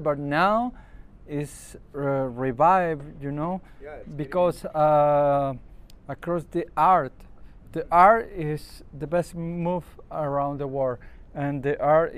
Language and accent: English; Ventanilla, Callao, Peru; English is a second language; now in Lima, Peru; I'm born in Ventanilla City in Callao